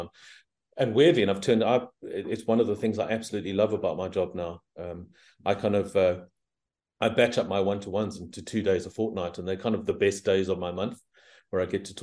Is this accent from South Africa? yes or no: yes; South Africa; moved away; also born or lived in Southeast Asia; You probably can hear that I'm originally South African, but I've spent a lot of my time living here and in Southeast Asia